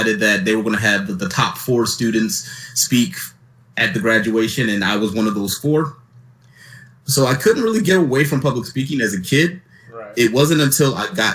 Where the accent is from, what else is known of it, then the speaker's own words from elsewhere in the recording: Philadelphia, Pennsylvania, United States; I grew up in Philadelphia, Pennsylvania, born and raised